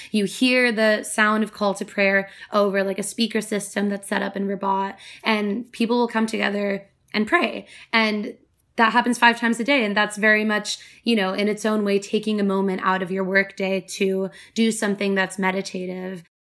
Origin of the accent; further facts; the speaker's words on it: United States; growing up in America